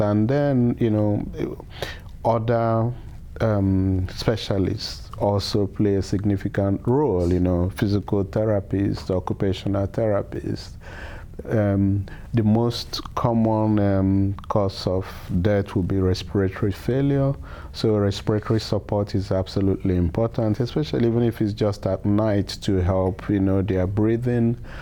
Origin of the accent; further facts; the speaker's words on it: Nigeria; also born or lived in Edison, New Jersey; now in United States; I'm originally from Nigeria.